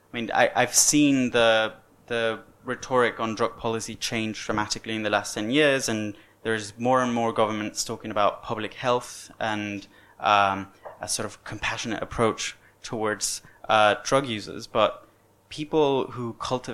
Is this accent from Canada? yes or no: no; Venezuela; moved away as an adult; when I was born in Venezuela